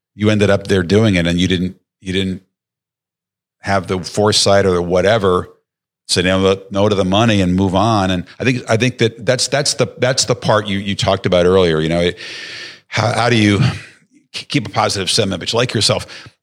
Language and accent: English; outside of Chicago, Illinois, United States; I grew up outside of Chicago